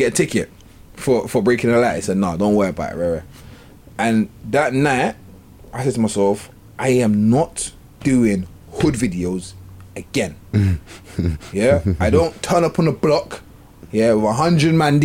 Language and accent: English; London, United Kingdom; I'm from South London